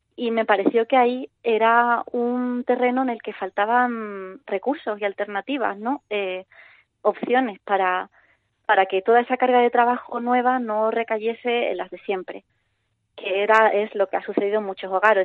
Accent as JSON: {"language": "Spanish", "town": "Cádiz", "region": "Andalusia", "country": "Spain", "moved": "yes", "lives_now": "Madrid, Spain", "said": "estoy en Madrid, pero soy de Cádiz"}